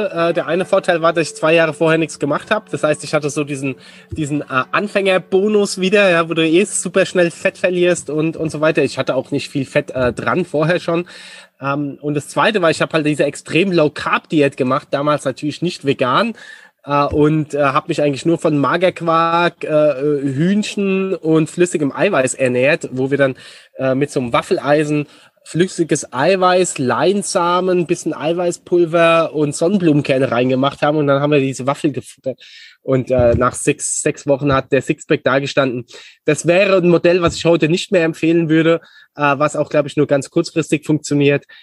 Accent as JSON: {"language": "German", "town": "Aschaffenburg", "region": "Bavaria", "country": "Germany", "tie": "born or raised there", "also_born_or_lived": "Munich / Frankfurt / Barcelona", "said": "Ja, also ich bin Aschebecher jung sozusagen. Also äh, äh Aschaffenburg. Genau, aus Aschaffenburg, ja."}